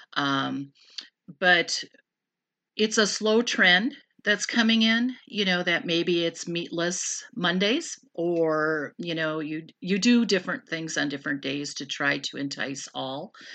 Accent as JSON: {"language": "English", "town": "Random Lake", "region": "Wisconsin", "country": "United States", "tie": "born or raised there", "also_born_or_lived": "California", "moved": "yes", "said": "I grew up in Random Lake. but moved out to California, and I was out there for thirteen years, and then we relocated back here to Random Lake"}